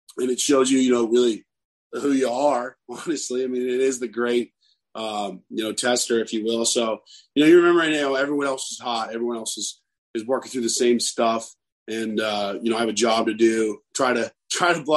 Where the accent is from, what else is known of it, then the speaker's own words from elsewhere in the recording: Texas, United States; now in Mississippi, United States; I grew up in Texas, you know, so I'm used to the heat